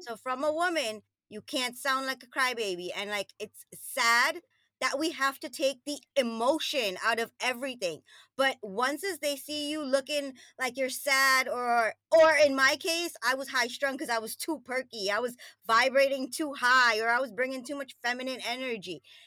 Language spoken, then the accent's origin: English; New York, United States; moved away as an adult; also born or lived in Trinidad and Tobago; now in New Jersey, United States; I grew up in Queens, New York